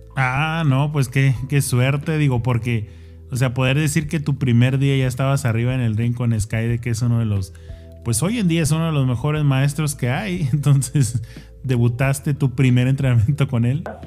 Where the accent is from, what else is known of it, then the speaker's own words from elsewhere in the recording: Mexico; now in United States; soy mexicano 100%, vivo acá, pero soy mexicano